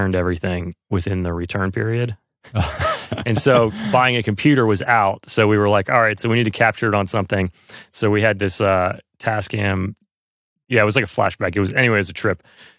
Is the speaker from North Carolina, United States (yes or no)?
yes; North Carolina, United States; moved away; I was from North Carolina